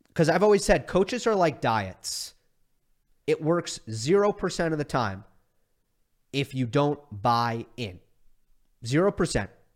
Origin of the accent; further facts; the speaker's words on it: New York, United States; moved away; my best friends who I grew up with in New York